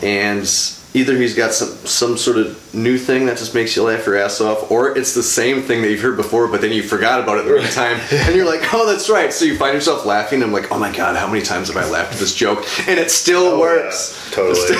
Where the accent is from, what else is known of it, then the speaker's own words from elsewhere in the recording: New London, Wisconsin, United States; New London, Wisconsin.